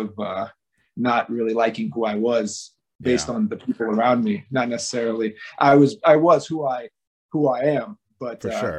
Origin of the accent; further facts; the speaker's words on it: Las Vegas, Nevada, United States; I grew up in a bunch of different places, but mostly in Las Vegas.